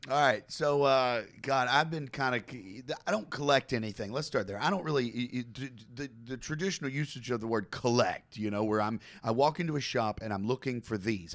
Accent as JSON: {"language": "English", "town": "Campbellsville", "region": "Kentucky", "country": "United States", "tie": "born or raised there", "said": "I was born in Campbellsville, Kentucky, okay? It's a small town"}